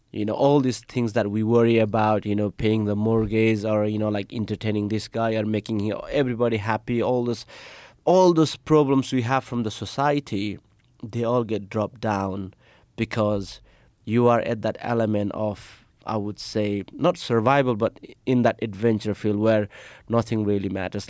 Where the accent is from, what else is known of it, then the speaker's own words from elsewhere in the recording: Nepal; moved away; I'm from Nepal.